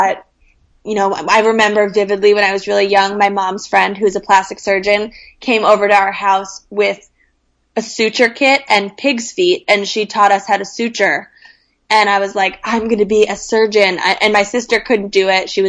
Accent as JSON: {"language": "English", "town": "Scarsdale", "region": "New York", "country": "United States", "tie": "born or raised there", "also_born_or_lived": "London", "said": "I was from Scarsdale, New York, which is a town in Westchester, just about 30 minutes out of New York City"}